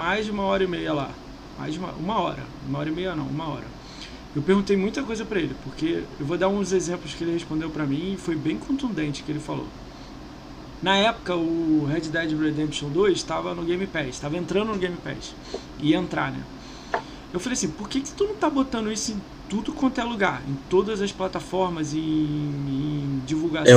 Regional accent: Brazil; a gente é brasileiro

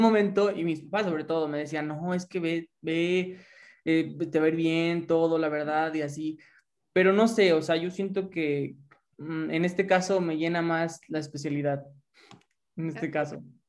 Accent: Lagos de Moreno, Jalisco, Mexico; soy de Lagos, de Moreno, Jalisco

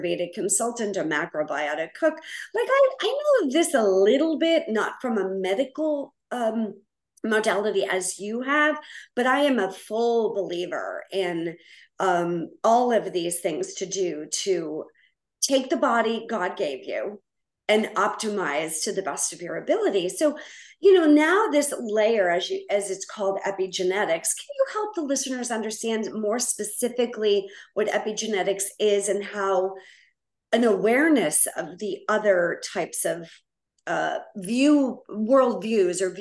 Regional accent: Needham, Massachusetts, United States; I grew up in Needham, Massachusetts

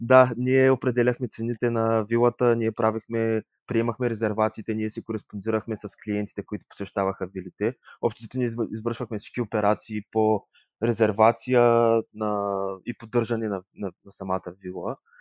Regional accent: Yambol, Yambol Province, Bulgaria; also born or lived in Leeuwarden, Netherlands; now in Sofia, Bulgaria; Другия месец ще направя 24 от град Ямбол. В момента се намирам в град София

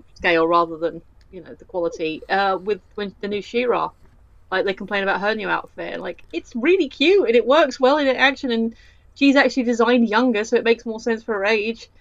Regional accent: United Kingdom; I'm that British

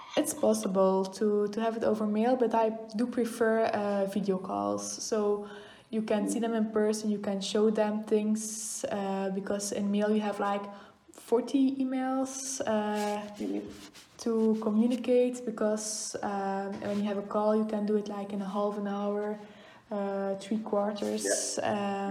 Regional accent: Oudenaarde, Flanders, Belgium; I grew up in Oudenaarde.

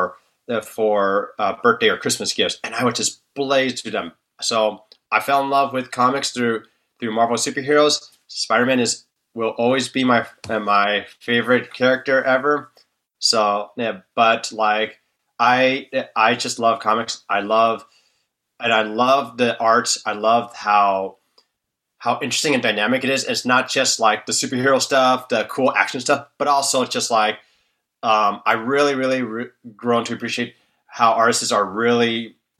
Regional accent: Bay Area, California, United States; I was born and raised in the Bay Area of California.

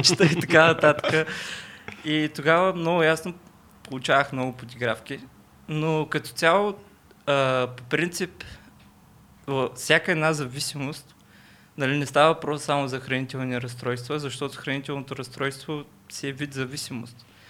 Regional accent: Burgas, Burgas Province, Bulgaria; accent: Burgas; moved away as an adult; now in Sofia, Bulgaria; от град Бургаса

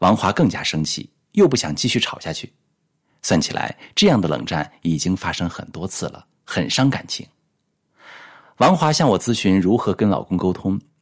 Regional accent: China; 我们中国人啊，性格含蓄

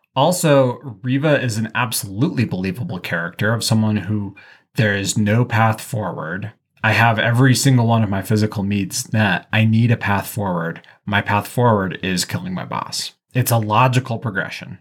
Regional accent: the West, United States; I'm from the West, which is the internal colony

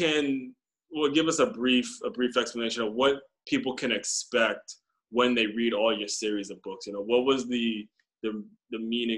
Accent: Maryland, United States; I grew up in Maryland

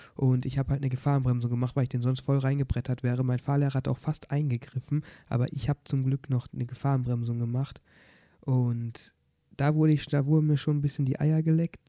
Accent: Oberhausen, North Rhine-Westphalia, Germany; ich komme aus Oberhausen, habe auch Prüfung hier gemacht

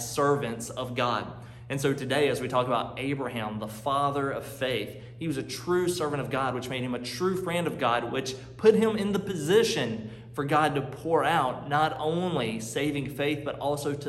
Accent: North Carolina, United States; now in Chicago, United States; I'm from North Carolina. You hear my accent now, but I'm living in Chicago now

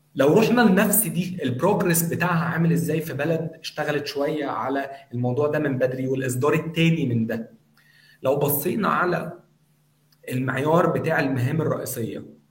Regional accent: Egypt; عندنا في مصر

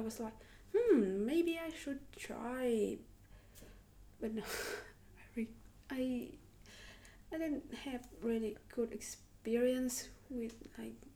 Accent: Haiphong, Vietnam; English is a second language; moved away as an adult; now in Moscow, Russia; I'm from Haiphong City

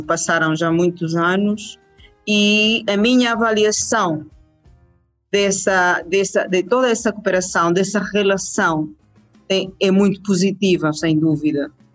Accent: Venezuela; Portuguese is a second language; eu sou uma venezuelana da, da gema

